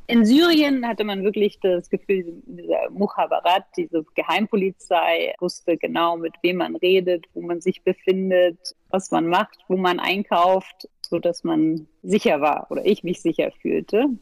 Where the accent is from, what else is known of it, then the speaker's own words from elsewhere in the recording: Berlin, Germany; also born or lived in Paris; dann sind wir aber gleich nach Berlin gegangen, gleich nach meiner Geburt